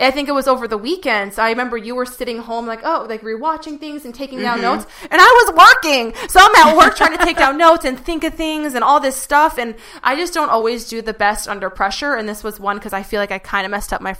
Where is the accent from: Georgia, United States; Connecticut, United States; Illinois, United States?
Connecticut, United States; East Coast, New York; I grew up on the East Coast, you know, like New York, Connecticut.